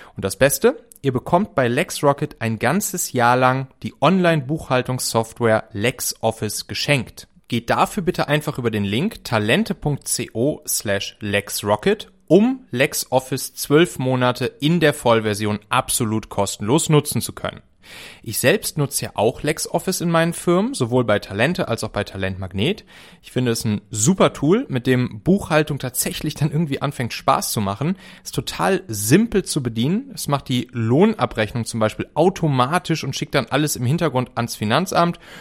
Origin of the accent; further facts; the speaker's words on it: Rhineland, Germany; Ich komme ja aus dem Rheinland, also ein bisschen nördlicher als, äh, der Region, wo es da am schlimmsten war.